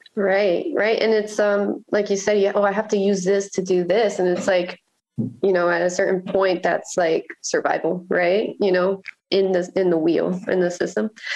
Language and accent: English; Miami, Florida, United States; moved away as an adult; also born or lived in Virginia / Nicaragua; now in Baltimore, United States; I grew up in Miami